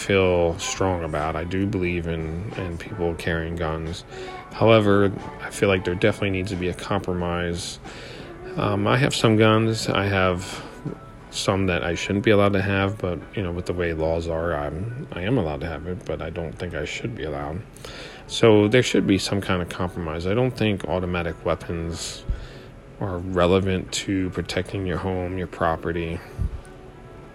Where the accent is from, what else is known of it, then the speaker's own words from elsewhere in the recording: Hershey, Pennsylvania, United States; I am from Hershey, Pennsylvania